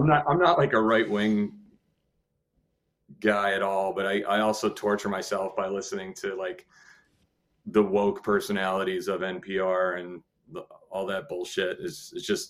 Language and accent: English; New England, United States; moved away; also born or lived in Maine / Whitesboro / Buffalo; I grew up, I'm from New England, you know, I was born in Maine.